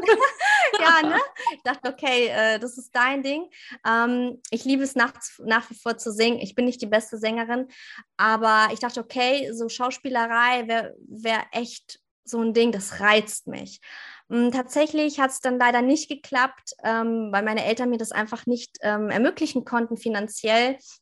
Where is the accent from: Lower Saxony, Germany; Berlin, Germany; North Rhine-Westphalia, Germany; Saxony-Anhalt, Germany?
Lower Saxony, Germany; near Hanover; ich komme aus der Nähe von Hannover.